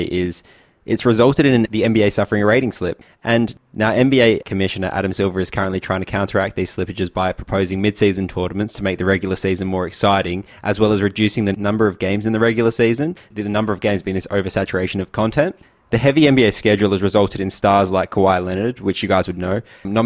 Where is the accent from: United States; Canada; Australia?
Australia; We as the Australian population